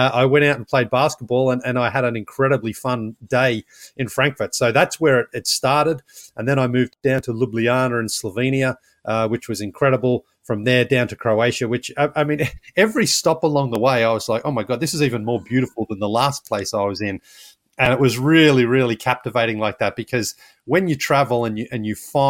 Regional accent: Australia; now in United States; I'm from Australia, but I live in the United States

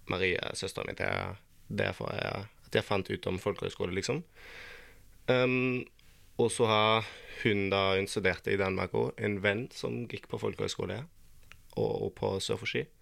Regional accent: Flensburg, Schleswig-Holstein, Germany; Norwegian is a second language; moved away as an adult; now in Lofoten, Norway; Jeg er 18 år gammel og jeg kommer fra Tyskland. Fra en eh, by som heter Flensburg. Det er helt i nå eh, fra Tyskland. Um, så jeg bor rett ved grensen til Danmark.

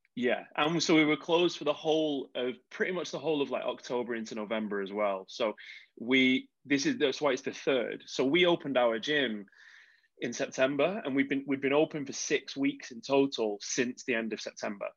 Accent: United Kingdom; we're British

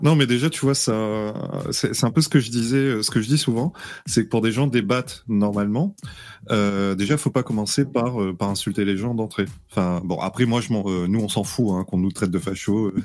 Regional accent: Réunion; je viens de la Réunion

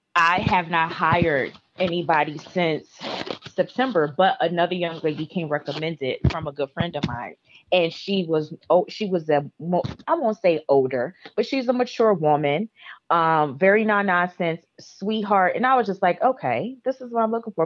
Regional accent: Midwest, United States; moved away; I'm from the Midwest and it's cold

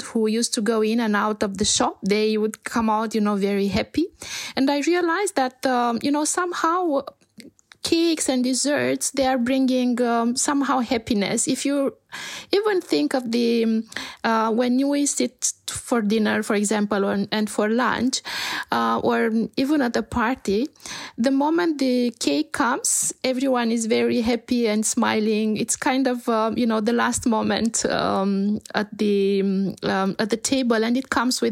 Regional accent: Romania; also born or lived in Canada / Bucharest; I grew up in Romania, and I have to say that I lived for a few years in Canada, and then I came back to Romania

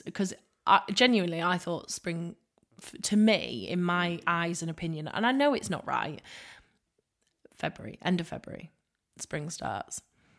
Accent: end of the A180, Yorkshire and the Humber, United Kingdom; moved away; when I used to drive home to my hometown

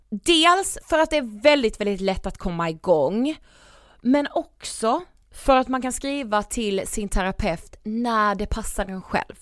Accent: Karlshamn, Blekinge, Sweden; moved away; jag var hemma i Karlshamn

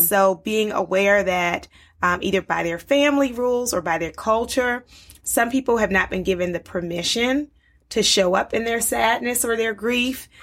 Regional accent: Baltimore, Maryland, United States; moved away as an adult; also born or lived in Liberia / North Carolina; I grew up in Baltimore

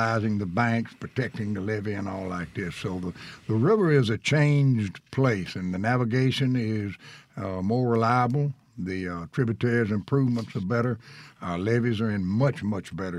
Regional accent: Ruleville, Mississippi, United States; from Ruleville

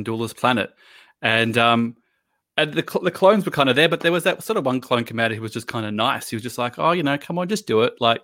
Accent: Australia; as an Australian

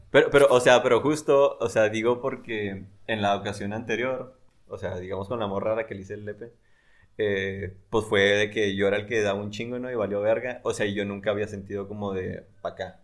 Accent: Delicias, Chihuahua, Mexico; yo soy de Delicias

